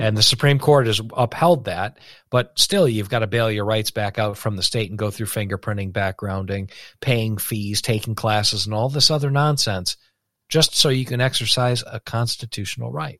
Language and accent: English; United States; as an American